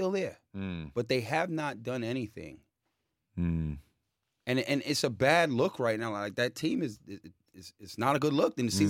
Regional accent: Jamaica; I'm Jamaican.

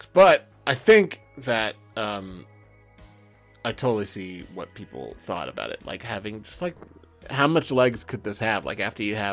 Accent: Southern California, United States; I'm from Southern California

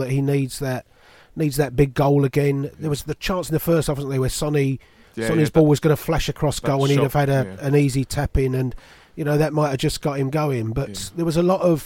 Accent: England, United Kingdom; as an English person

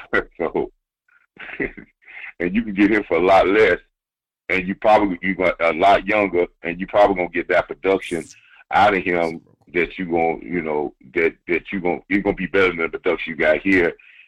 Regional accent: South Carolina, United States; even though I'm from South Carolina, and I'm a Gamecock guy

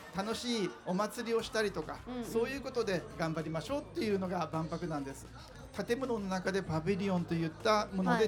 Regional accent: Fukuoka, Japan; 私も福岡出身なのでですね。

